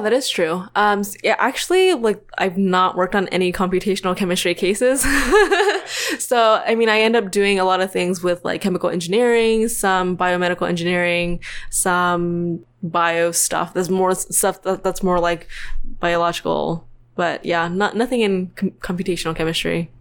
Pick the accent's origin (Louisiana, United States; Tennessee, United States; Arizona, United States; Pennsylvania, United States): Tennessee, United States; moved away as an adult; now in Orange County, United States; I'm from Tennessee, so I grew up there. I went to college there